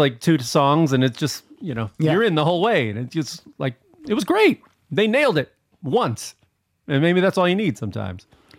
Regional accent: Chicago, Illinois, United States; moved away; And I grew up in Chicago.

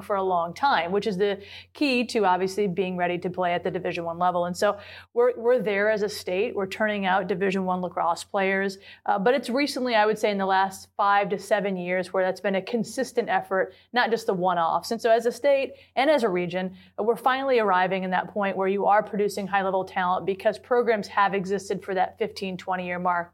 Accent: Lansing, Michigan, United States; I am a product of the state of Michigan. So my high school had, I'm from the Lansing area

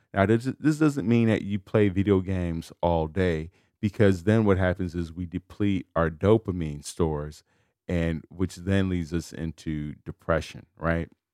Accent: United States; I was born in America

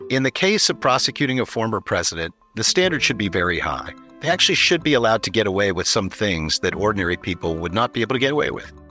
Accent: California, United States; I'm a Californian

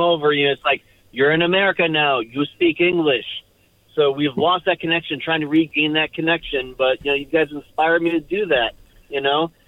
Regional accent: Michigan, United States; I'm originally from Michigan

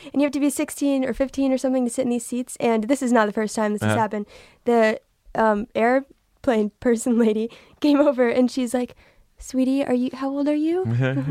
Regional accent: Texas, United States; So, I'm from Texas.

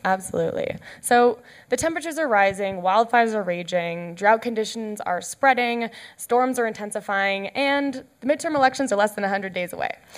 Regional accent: Canada; I'm Canadian

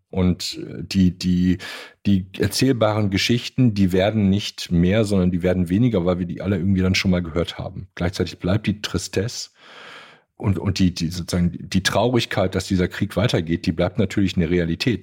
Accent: Germany; bei uns in Deutschland

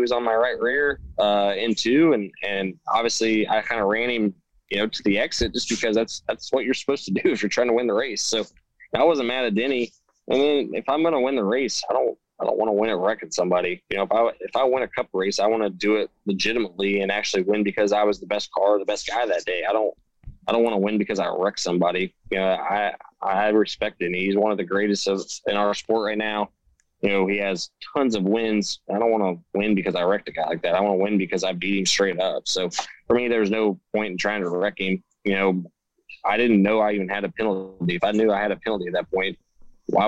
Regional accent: Indiana, United States; growing up in Indiana

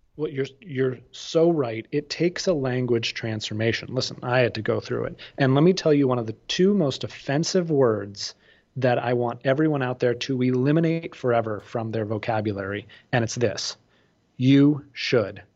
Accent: outside of Boston, Massachusetts, United States; I grew up outside of Boston

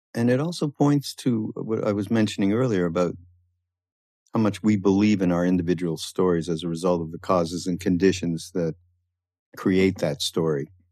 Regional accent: Canada; now in United States; although I'm from Canada and, and I had a little bit of a different upbringing uh, related to people who were brought up in the States

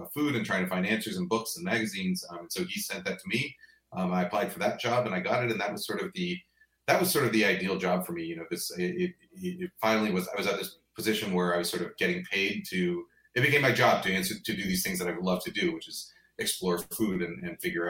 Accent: New York, United States; moved away as an adult; also born or lived in Boston; I grew up in New York. Went to school in Boston

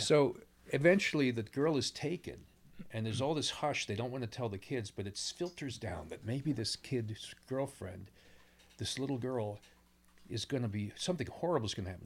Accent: New Jersey, United States; also born or lived in Pennsylvania; I grew up in Pennsylvania and New, notably New Jersey

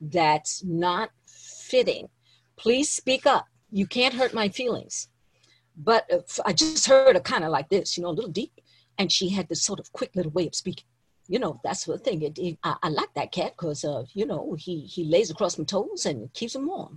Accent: New York, United States; also born or lived in Trinidad; I grew up in New York, you know. I grew up in New York

